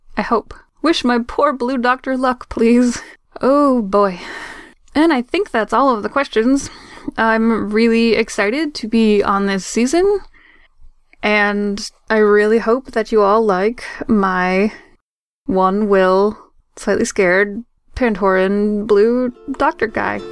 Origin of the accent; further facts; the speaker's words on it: Maine, United States; now in Boston, United States; technically I'm from Maine, but I moved to Boston many, many years ago.